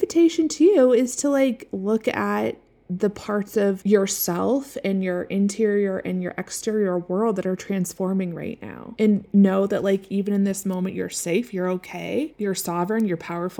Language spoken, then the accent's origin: English; Seattle, Washington, United States; now in Colorado, United States; growing up in Seattle, it was like it would finally stop raining around this time, and then it was like finally sunny and the sky was blue and everything was green. And so that's what I love as well. It's a little different living in the mountains of Colorado.